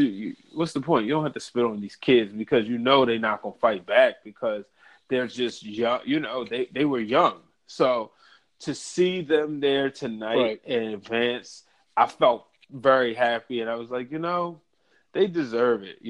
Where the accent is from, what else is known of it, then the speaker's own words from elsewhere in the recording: Baltimore, Maryland, United States; I'm from Baltimore